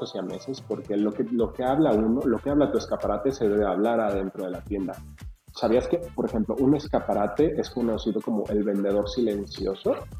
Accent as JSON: {"language": "Spanish", "country": "Mexico", "also_born_or_lived": "Guadalajara", "moved": "as an adult", "said": "Cuando yo me fui de México"}